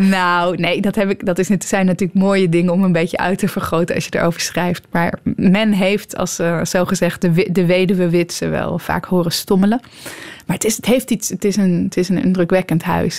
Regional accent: Netherlands; also born or lived in Almere; als Nederlanders

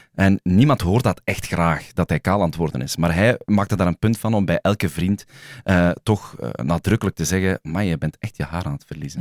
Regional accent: Sint-Niklaas, Flanders, Belgium; in mijn geboortestad, Sint-Niklaas

